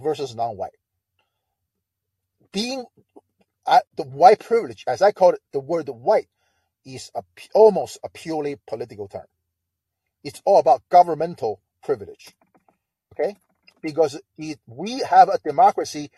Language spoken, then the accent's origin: English; China; now in Delaware, United States; I grew up in China